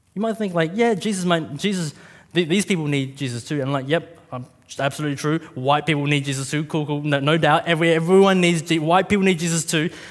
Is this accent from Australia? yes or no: yes; Australia; a Vietnamese kid growing up in Australia